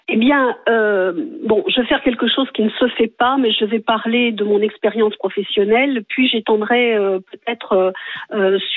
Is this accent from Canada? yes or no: no; France; Oui, ben moi je dis pas je suis blanche et je suis française. Je suis française tout court.